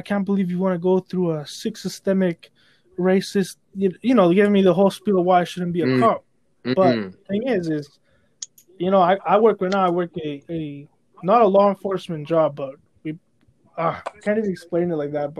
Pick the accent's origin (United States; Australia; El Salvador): El Salvador; David, Daniel, me, and the other brother were from El Salvador